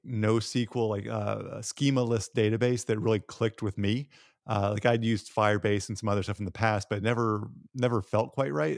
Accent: Tennessee, United States; I'm from Tennessee

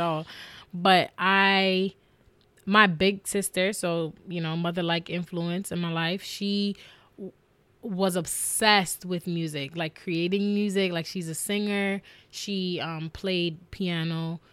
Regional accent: New York, United States; growing up in New York, just hearing hip hop

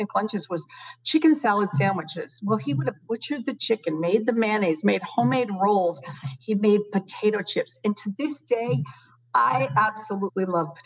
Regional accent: New England, United States; I grew up in New England

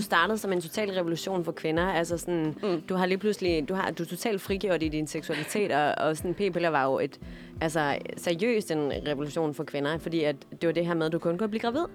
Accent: Denmark; moved away; både Mette og jeg, vi kommer fra Jylland

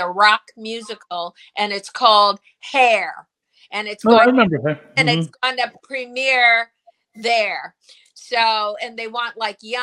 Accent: New York City, New York, United States; moved away; also born or lived in Laguna Beach, California / Los Angeles; I was born and raised in Harlem on Sugar Hill, where life is so sweet

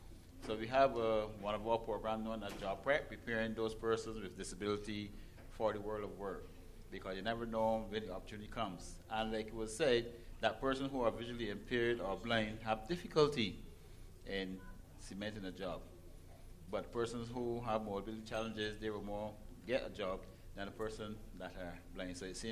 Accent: Barbados; culture is different in the way how we speak. So you can tell that we are not from a part of America. We're from the Caribbean.

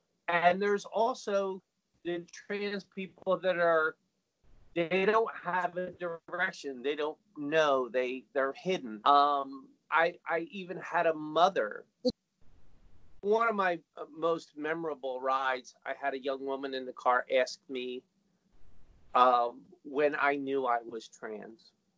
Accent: New Jersey, United States; now in Philadelphia, United States; I came from New Jersey, and the reason I'm here in Philadelphia

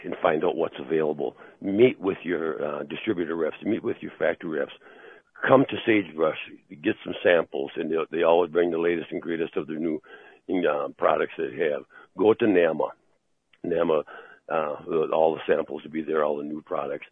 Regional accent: Wisconsin, United States; I'm being from Wisconsin, which is an agricultural state primarily and a tourist state.

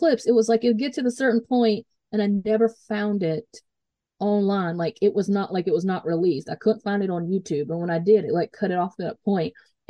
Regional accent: Greenville, South Carolina, United States; Greenville, South Carolina, which is my hometown.

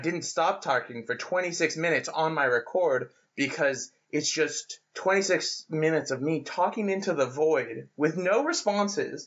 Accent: Denver, Colorado, United States; moved away as an adult; now in Australia; I'm from Denver, Colorado

